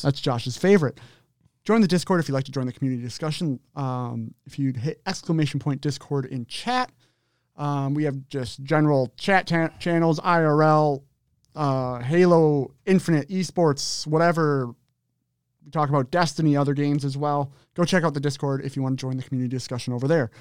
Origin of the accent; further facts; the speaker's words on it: Minnesota, United States; From Minnesota